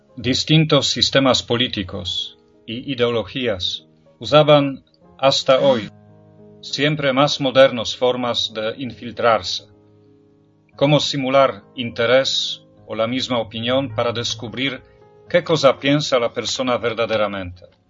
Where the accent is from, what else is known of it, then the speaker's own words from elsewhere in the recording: Poland; Spanish is a second language; moved away; En mi país, en Polonia